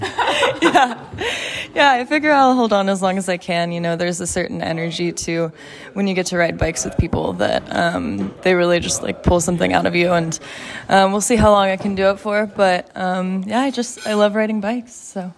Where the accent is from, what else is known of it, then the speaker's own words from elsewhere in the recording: Texas, United States; I am from Texas, and it's not normal for people from Texas to be this tolerant to cold